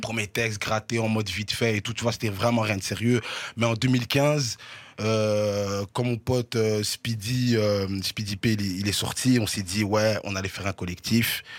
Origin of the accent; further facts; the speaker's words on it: Brussels, Brussels-Capital Region, Belgium; je suis né là. Mhm. C'est la commune là où j'ai grandi